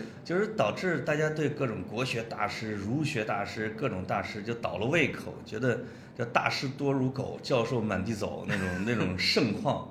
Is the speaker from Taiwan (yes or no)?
no; Puyang, Henan, China; now in Beijing, China; 大概三年前我回我老家过年